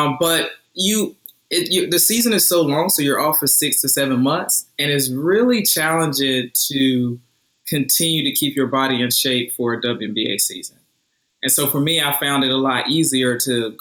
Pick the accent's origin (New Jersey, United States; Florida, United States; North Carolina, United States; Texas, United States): North Carolina, United States; Roseboro; back in my hometown of Roseboro, North Carolina